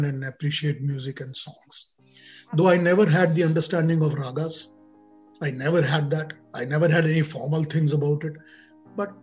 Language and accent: English; Kolkata, West Bengal, India; moved away; I was born and brought up in Calcutta